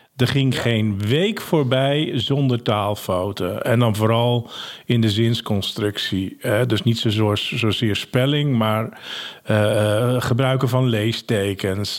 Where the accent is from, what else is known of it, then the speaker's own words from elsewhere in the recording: Ursem, North Holland, Netherlands; also born or lived in Hensbroek; Ik ben geboren in Ursem